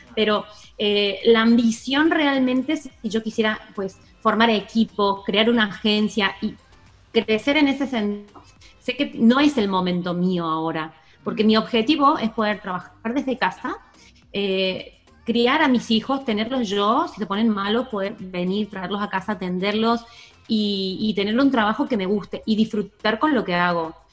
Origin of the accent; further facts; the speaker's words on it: Argentina; moved away as an adult; now in Spain; soy una argentina que lleva 15 años en España